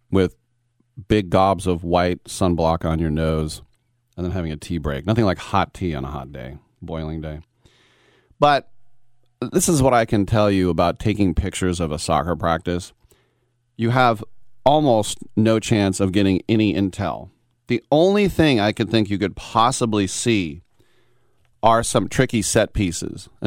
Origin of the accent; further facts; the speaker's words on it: United States; I'm I'm come from America, where we had, you know, if you took off your top, you were burned as a witch. It's a little bit different here.